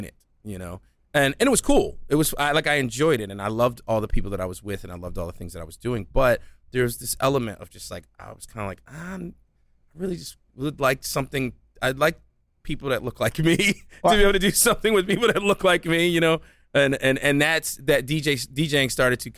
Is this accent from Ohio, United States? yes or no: no; Philadelphia, Pennsylvania, United States; when I was a kid in Philly, growing up in Philly